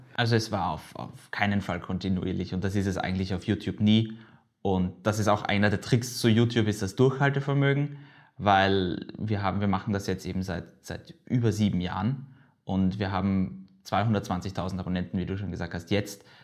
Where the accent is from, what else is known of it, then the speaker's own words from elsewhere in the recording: Vienna, Austria; ich bin jetzt 20 Jahre alt, äh, geboren in Wien